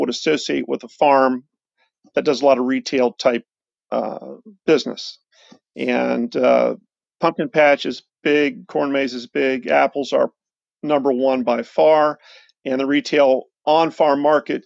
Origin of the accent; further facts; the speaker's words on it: Central Ohio, United States; Lynd Fruit Farm has been in Central Ohio for just over 100 years.